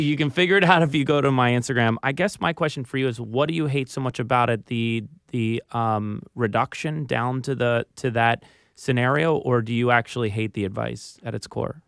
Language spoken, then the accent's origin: English; Philadelphia, Pennsylvania, United States; accent: Philly; moved away; I was from Philly